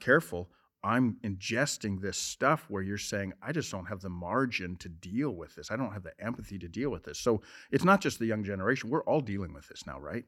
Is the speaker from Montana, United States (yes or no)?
yes; Montana, United States; I'm from Montana